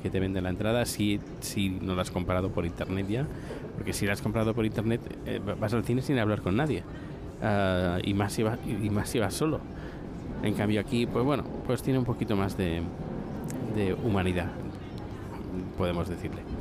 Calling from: Buenos Aires, Argentina; de Buenos Aires, Argentina

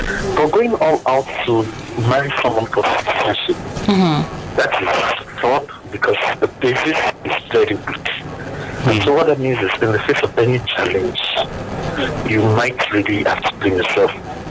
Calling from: Las Vegas, Nevada, United States; I'm calling from Las Vegas.

